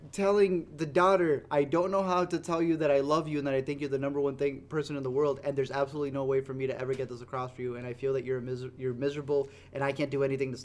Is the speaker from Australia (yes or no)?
no; Mexico; I'm literally from Mexico